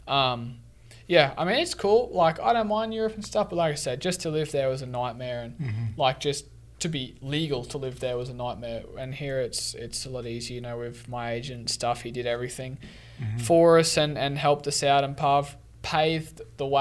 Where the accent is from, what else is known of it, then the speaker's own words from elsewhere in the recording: Sunshine Coast, Queensland, Australia; moved away; where I was from in Australia and Sunshine Coast was was pretty humid